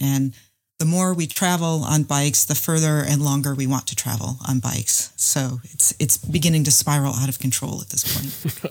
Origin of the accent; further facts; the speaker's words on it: North Carolina, United States; I'm from North Carolina, and I'm an engineer